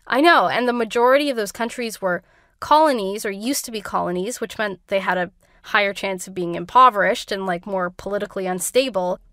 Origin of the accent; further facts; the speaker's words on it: Canada; I grew up in Canada.